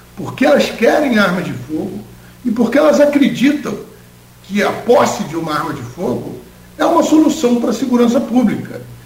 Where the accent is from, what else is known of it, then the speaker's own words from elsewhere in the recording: Rio de Janeiro, Brazil; moved away as an adult; now in Campos dos Goytacazes, Brazil; Eu sou do Rio, eu estou aqui há 12 anos